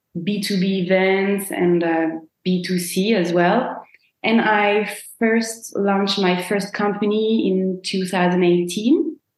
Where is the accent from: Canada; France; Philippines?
France; Rennes, Brittany; English is a second language; now in Paris, France; I was born in Rennes, which is in Brittany. It's 4 hours by car from Paris.